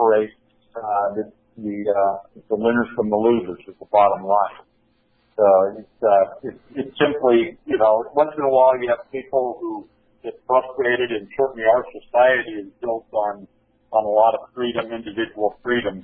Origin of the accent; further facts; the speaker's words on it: Columbia River, Washington, United States; back in my hometown on the Columbia River